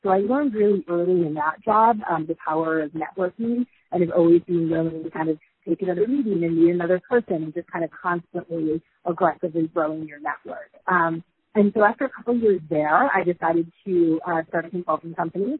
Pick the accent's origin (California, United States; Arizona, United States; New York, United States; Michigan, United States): Michigan, United States; rural; I grew up in a sort of 300 people in rural Michigan